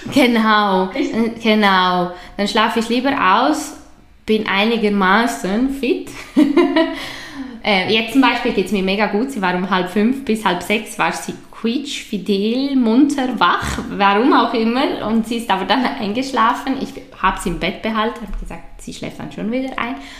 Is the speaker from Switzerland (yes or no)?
yes; Switzerland; bei uns in der Schweiz